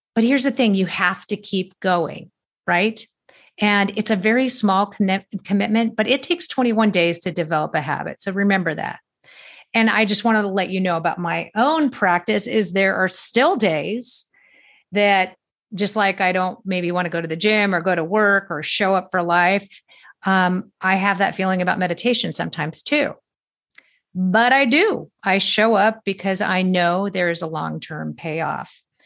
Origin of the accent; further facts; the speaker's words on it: Manhattan Beach, California, United States; moved away; I grew up in Manhattan Beach, California